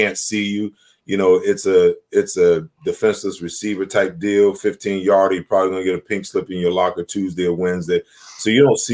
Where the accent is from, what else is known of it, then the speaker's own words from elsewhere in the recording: New York, United States; I grew up, born and raised in New York